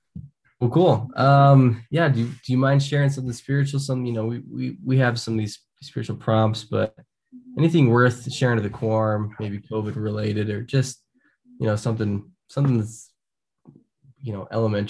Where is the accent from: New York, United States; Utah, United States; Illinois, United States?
Utah, United States; I'm from Utah. I grew up here and did all the outdoor stuff